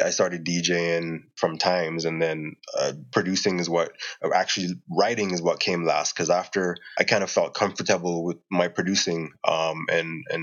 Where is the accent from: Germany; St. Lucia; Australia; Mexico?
St. Lucia; moved away as an adult; also born or lived in Jamaica / Turks and Caicos; now in Calgary, Canada; I was born in Jamaica and I grew up in Turks and Caicos as well as in St. Lucia